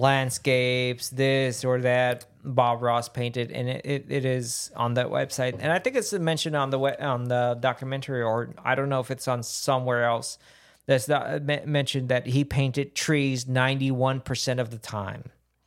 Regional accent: Puerto Rico; We're both from Puerto Rico.

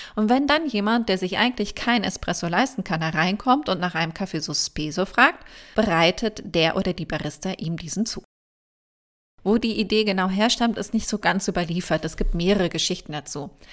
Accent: Germany; bei uns in Deutschland

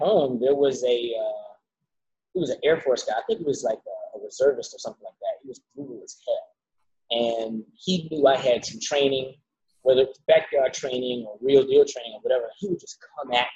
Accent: Savannah, Georgia, United States; born or raised there; moved away; also born or lived in Miami

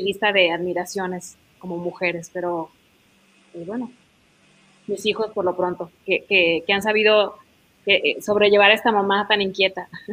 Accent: Mexico; como mexicanos, como hermanos, que es lo que somos.

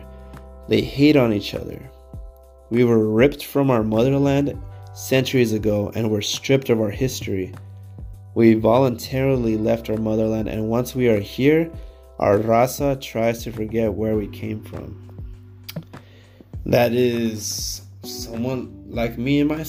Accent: Downey, California, United States; I'm like, Downey, California

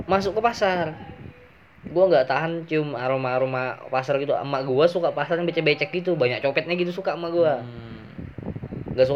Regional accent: Lampung, Indonesia; asal dari Lampung, umur 18 tahun, hobi ngebacot.

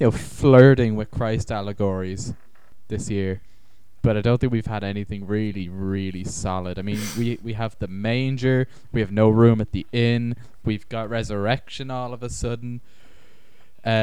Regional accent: Dublin, Leinster, Ireland; I grew up very near Goatstown

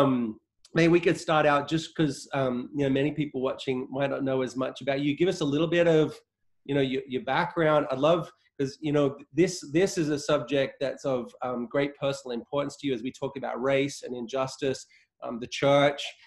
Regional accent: Australia; moved away as an adult; now in United States; I was born in Australia. I've lived in the US. I'm a US citizen now, but I've only lived here these last 10 years.

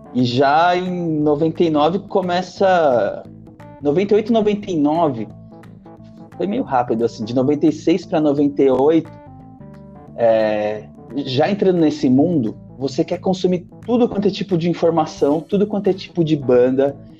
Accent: São Paulo, Brazil; Eu sou do, do Jabaquara, da Zona Sul

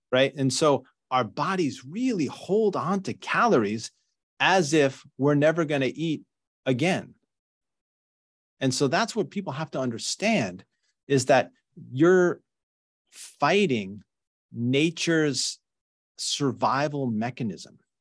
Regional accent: New York, United States; now in Northern California, United States; I grew up in New York

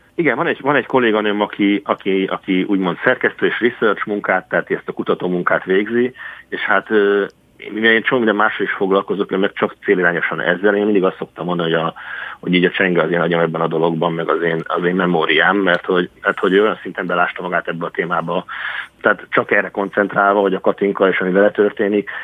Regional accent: Baja, Bács-Kiskun, Hungary; baja mellett egy kis faluban Csátán nőttem föl

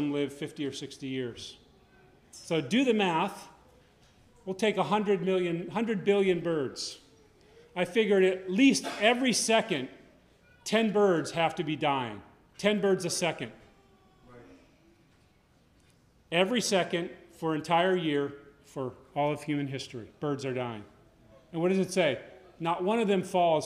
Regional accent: Connecticut, United States; I grew up in Connecticut.

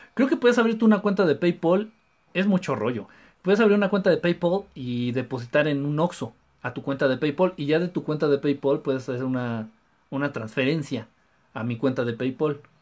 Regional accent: Mexico City, Mexico; De la Ciudad de México

